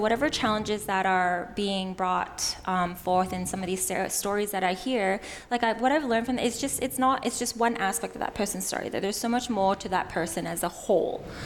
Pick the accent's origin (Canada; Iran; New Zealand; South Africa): Canada; moved away as an adult; now in Australia; You might notice from my non-Aussie accent. I was born and raised in Canada.